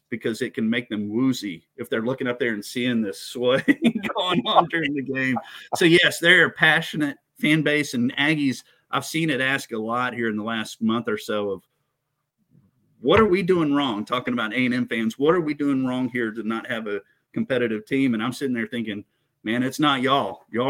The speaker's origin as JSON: {"language": "English", "town": "Houston", "region": "Texas", "country": "United States", "tie": "born or raised there", "said": "I also grew up on Mattress Mac in Houston."}